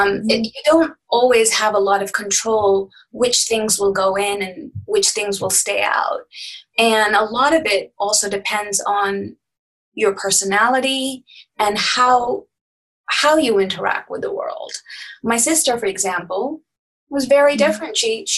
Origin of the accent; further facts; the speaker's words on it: Saudi Arabia; Growing up in Saudi in an international school where everybody comes from everywhere, you live in housing compounds.